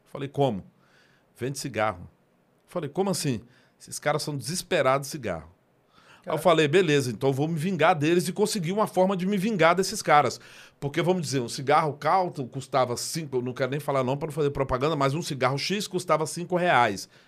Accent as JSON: {"language": "Portuguese", "town": "Ceilândia", "region": "Federal District", "country": "Brazil", "tie": "born or raised there", "said": "eu sou nascido e criado na Ceilândia, sou de 1971"}